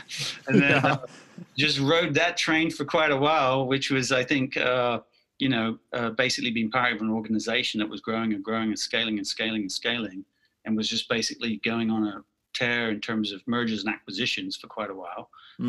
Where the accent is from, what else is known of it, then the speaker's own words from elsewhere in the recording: United Kingdom; accent: mid-Atlantic; obviously by my accent, which is sort of mid-Atlantic at this point, some people think I'm Aussie or Kiwi or South African, but I'm actually from the UK.